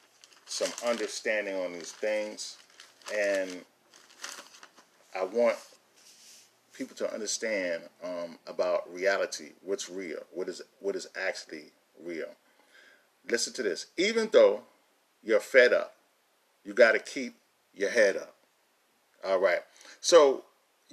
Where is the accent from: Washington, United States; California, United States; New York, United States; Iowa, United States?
New York, United States; New York City; I grew up in a lot of different places, but two of the places I grew up in was in Queens, New York, and was in Brooklyn, New York.